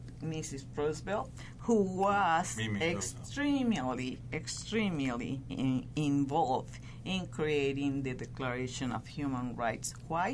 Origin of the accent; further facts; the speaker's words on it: Mexico; now in United States; I am very proudly from Mexico, and well, I am very proudly a citizen of the U.S.